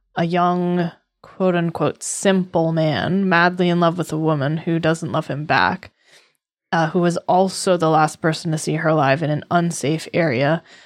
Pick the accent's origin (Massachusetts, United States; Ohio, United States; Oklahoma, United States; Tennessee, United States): Massachusetts, United States; I was raised on the East Coast